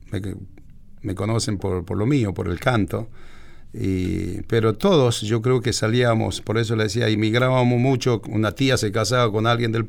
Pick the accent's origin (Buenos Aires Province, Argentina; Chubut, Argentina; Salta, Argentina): Salta, Argentina; Chaco salteño; nací ahí, en un paraje, hoy ya prácticamente va pintando para un pueblito